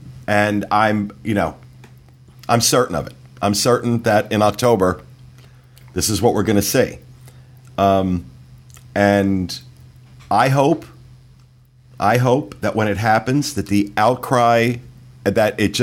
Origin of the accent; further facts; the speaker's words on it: United States; being an American